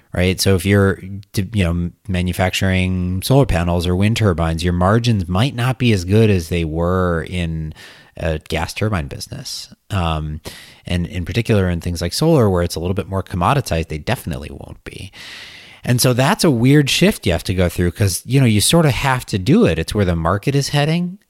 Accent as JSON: {"language": "English", "region": "Wisconsin", "country": "United States", "moved": "yes", "said": "I'm from Wisconsin, and I went back to Wisconsin for, for Thanksgiving"}